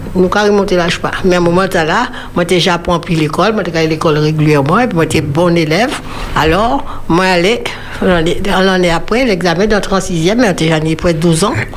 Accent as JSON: {"language": "French", "country": "Martinique", "tie": "born or raised there", "said": "Nous sommes du Nord. Ma mère est de la côte Caraïbe"}